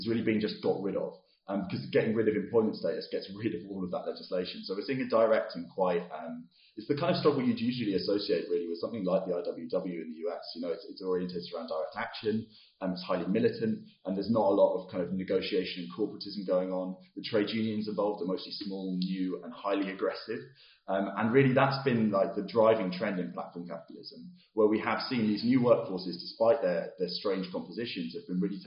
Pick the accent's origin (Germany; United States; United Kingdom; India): United Kingdom; as a British person